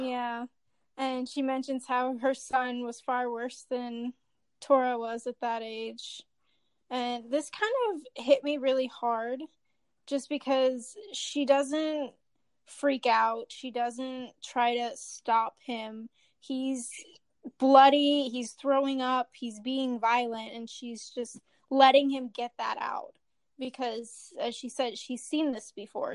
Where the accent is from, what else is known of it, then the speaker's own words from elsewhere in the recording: Kansas City, Missouri, United States; I'm from the Kansas City, Missouri area